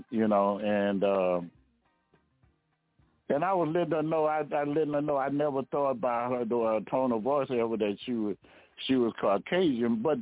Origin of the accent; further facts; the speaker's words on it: the South, United States; They never knew I was from the South because I don't have that draw.